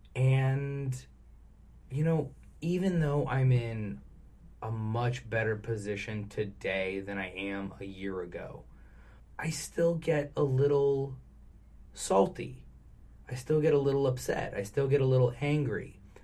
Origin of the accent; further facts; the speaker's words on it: Arizona, United States; now in California, United States; growing up in Arizona